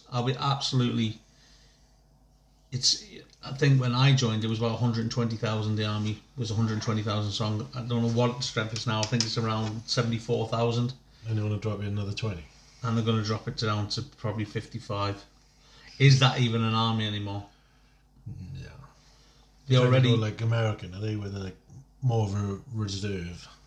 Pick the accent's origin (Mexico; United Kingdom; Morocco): United Kingdom; Northern Ireland; I grew up in Northern Ireland, ever since I saw seeing soldiers on the street, helicopters in the sky, boom, that was for me.